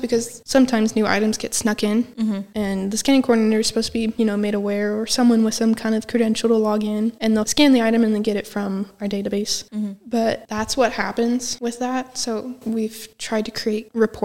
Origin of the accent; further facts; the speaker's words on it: West Coast, United States; moved away as an adult; I'm not even from anywhere close around here. I'm from the West Coast